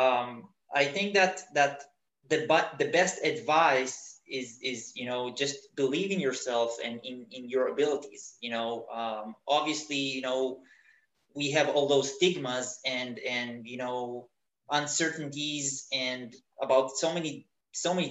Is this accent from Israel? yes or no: yes; Israel; moved away as an adult; now in Berlin, Germany; I immigrated from Israel